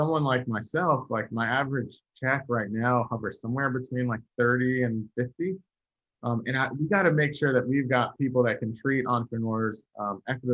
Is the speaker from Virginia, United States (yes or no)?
yes; Virginia, United States; I'm from Virginia